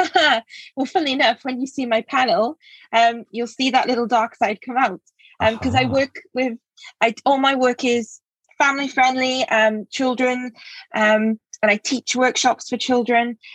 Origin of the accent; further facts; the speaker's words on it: England, United Kingdom; moved away as an adult; also born or lived in Cambridge; now in Wales, United Kingdom; which is where I live now. I'm from England originally